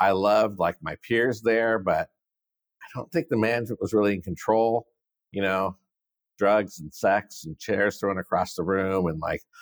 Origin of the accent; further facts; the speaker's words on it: San Diego, California, United States; now in San Francisco, United States; growing up in San Diego, it's warm here.